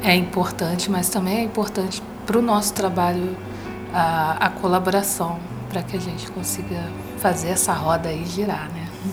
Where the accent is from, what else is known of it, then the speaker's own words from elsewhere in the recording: Brazil; sou brasileira, negra